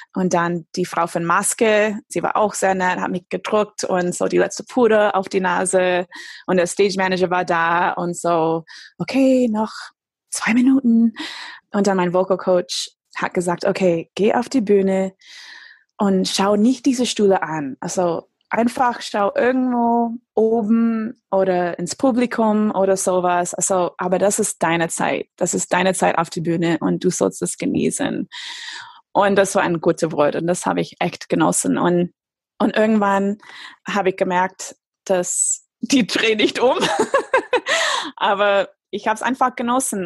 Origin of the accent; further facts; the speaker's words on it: Michigan, United States; German is a second language; moved away as an adult; also born or lived in Stuttgart area, Germany; now in Germany; ich bin aufgewachsen in Michigan